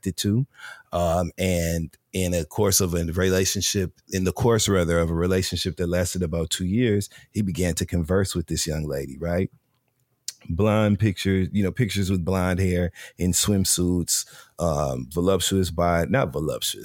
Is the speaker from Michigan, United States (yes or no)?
yes; Michigan, United States; I'm from Michigan